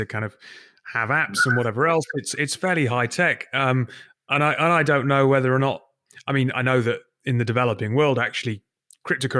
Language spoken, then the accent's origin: English; Newcastle upon Tyne, North East England, United Kingdom; I was born in Newcastle, because my primary school, Moorside, is in a part of the city which is on called Arthur's Hill